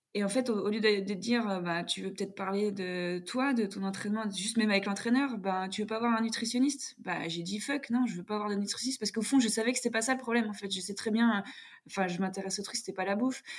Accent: Jura, Bourgogne-Franche-Comté, France; also born or lived in Paris region; je suis née en région parisienne, mais j'ai grandi dans le, dans le Jura.

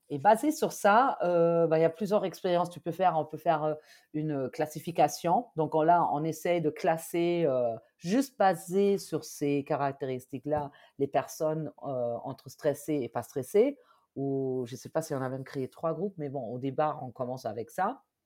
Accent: Germany; accent: German; French is a second language; now in France; si vous avez peut-être entendu mon accent, je suis allemande de base.

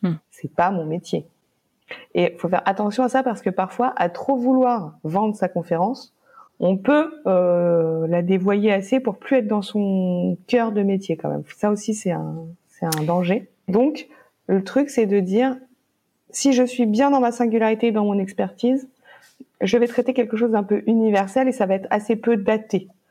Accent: France; on est français.

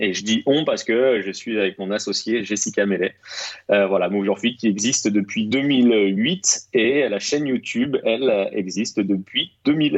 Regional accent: Rennes, Brittany, France; moved away as an adult; now in Paris, France; moi je, suis de Rennes à la base. Euh, je suis rennais, breton tout à fait. J'ai travaillé un an sur Rennes.

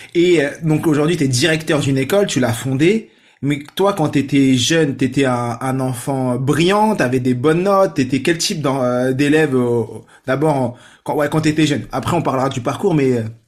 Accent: France; je suis né en France, mais euh, famille nombreuse, 6 sœurs, famille marocaine

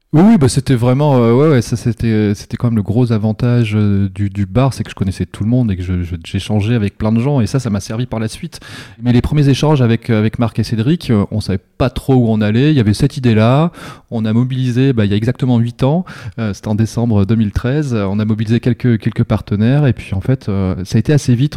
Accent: Pas-de-Calais, Canche valley, Hauts-de-France, France; je viens du Pas-de-Calais, vraiment de, alors pas des mines, mais une cinquantaine de bornes, euh, la vallée de la Canche

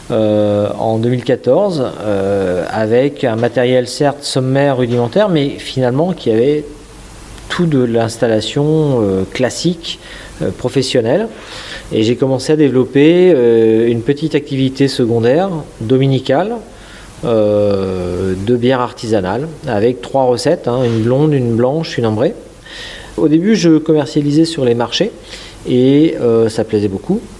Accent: Dinan, Brittany, France; Moi, je suis breton, je suis nadinan. J'ai travaillé longtemps à Paris dans l'informatique, dans l'IT, dans des sociétés de services.

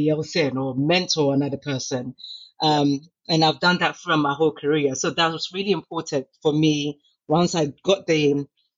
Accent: London, United Kingdom; also born or lived in Ghana; I was raised in the UK

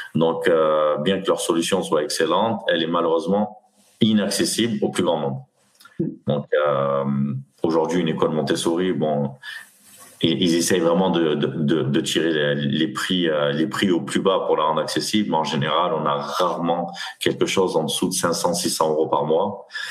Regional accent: Nîmes, Occitania, France; moved away as an adult; also born or lived in Aix-en-Provence / Paris region; je suis originaire de Nîmes. Mmh. Donc j'ai grandi dans, j'ai grandi dans le Gard

